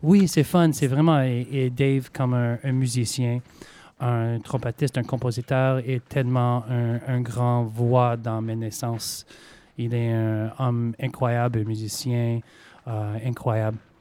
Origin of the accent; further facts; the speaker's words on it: Montreal, Quebec, Canada; accent: Québécois; moved away; mes parents sont américains, mais euh, voilà, j'étais né à Montréal, alors euh, j'ai fait mes études là-bas et je parle français